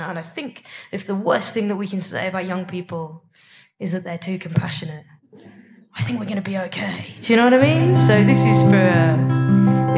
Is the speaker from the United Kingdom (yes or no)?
yes; United Kingdom; I'm from Britain.